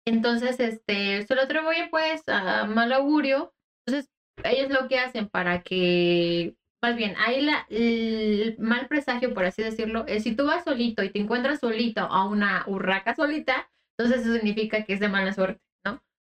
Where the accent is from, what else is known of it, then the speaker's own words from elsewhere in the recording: Japan; Yo también. Soy japonesa.